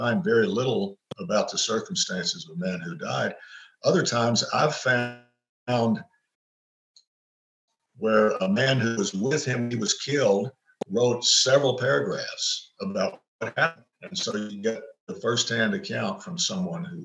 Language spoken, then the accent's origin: English; East Tennessee, United States; also born or lived in Eastern Kentucky; I'm from East Tennessee